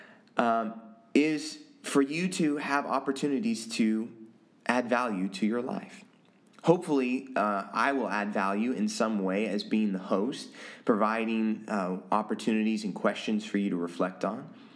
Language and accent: English; Oregon, United States; also born or lived in Taiwan / Manila, Philippines; My mom's two sisters and then some of my dad's family, really, really close, all lived in Oregon. And so I grew up getting to know my cousins really, really well.